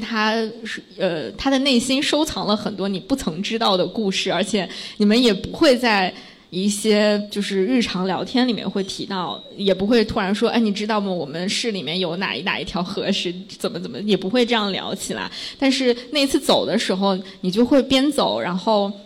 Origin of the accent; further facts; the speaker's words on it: Xingtai, Hebei, China; now in Beijing, China; 我作为河北人，我之前都不知道这些地方。 我是河北邢台